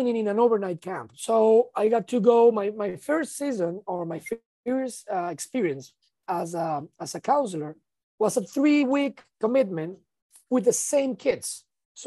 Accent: Venezuela; I'm from Venezuela

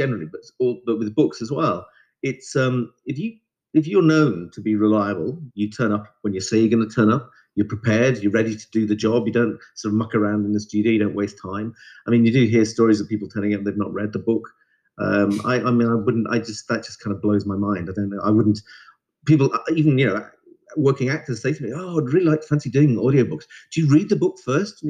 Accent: Merseyside, near Liverpool, North West England, United Kingdom; also born or lived in Dumfries, Scotland; now in London, United Kingdom; I was born in Scotland, in the southwest of Scotland, just outside a place called Dumfries. And then my parents moved to Merseyside near Liverpool when I was about 3 years old. And all my schooling started there

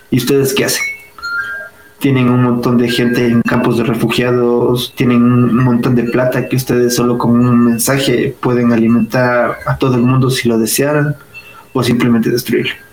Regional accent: Louisiana, United States; O sea, yo vengo de Luisiana, del sur.

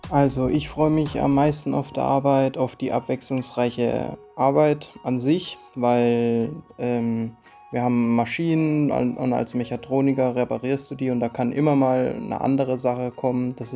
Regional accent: Haslach, Baden-Württemberg, Germany; Ich komme aus Haslach

